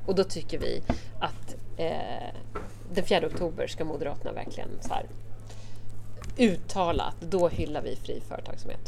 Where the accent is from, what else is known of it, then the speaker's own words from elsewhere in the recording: Södermanland, Sweden; Alltså jag är ju sörmlänning